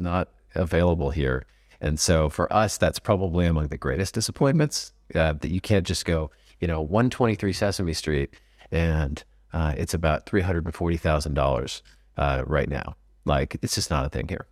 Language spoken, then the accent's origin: English; California, United States; moved away as an adult; now in Portugal; I'm Californian